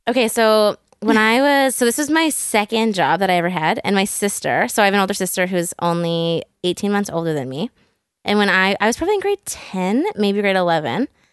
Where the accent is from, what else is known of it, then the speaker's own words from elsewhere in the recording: Burnaby, British Columbia, Canada; This was in Burnaby, so I grew up in North Burnaby.